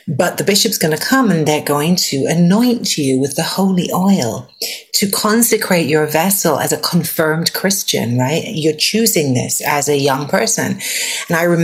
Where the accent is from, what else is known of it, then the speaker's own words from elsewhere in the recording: England, United Kingdom; I was raised in England